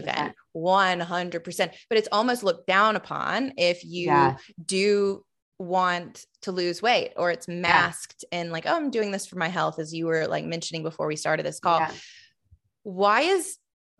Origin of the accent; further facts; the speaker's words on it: the South, United States; I grew up in the South